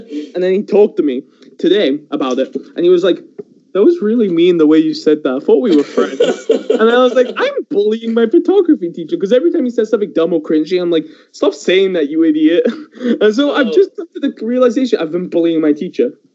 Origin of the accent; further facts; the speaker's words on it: England, United Kingdom; also born or lived in Iran; I grew up in England, but I was born in the Middle East in Iran